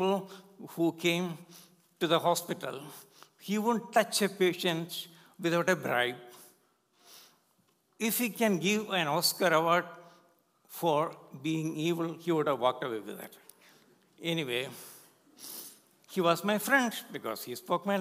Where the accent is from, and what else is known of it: India; born or raised there; English is a second language; moved away as an adult